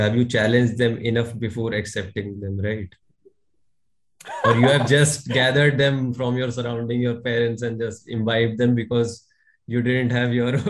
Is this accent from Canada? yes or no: no; India; I'm a core Indian at heart